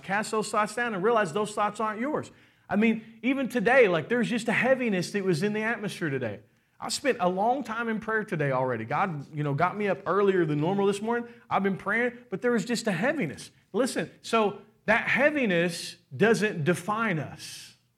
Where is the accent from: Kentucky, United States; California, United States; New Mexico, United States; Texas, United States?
Kentucky, United States; We're from Kentucky